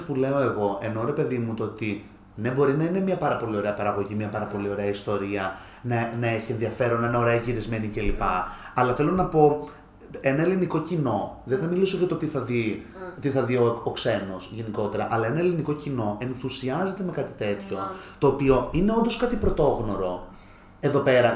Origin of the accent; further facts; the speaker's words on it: Alexandroupolis, Eastern Macedonia and Thrace, Greece; είμαι από Αλεξανδρούπολη και μένω στην Αλεξανδρούπολη